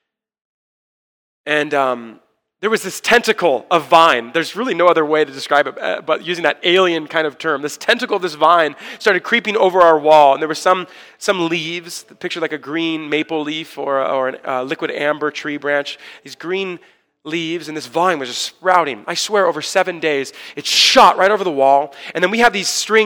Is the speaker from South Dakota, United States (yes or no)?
no; Orange County, California, United States; I was born and raised a Christian in Orange County